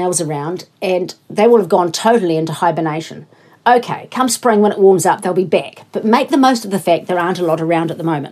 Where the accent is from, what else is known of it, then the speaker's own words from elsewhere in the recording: Invercargill, Southland, New Zealand; moved away; I grew up in Invercargill